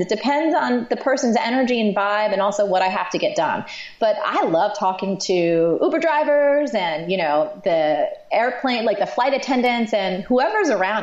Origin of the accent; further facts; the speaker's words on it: New Jersey, United States; I'm from Jersey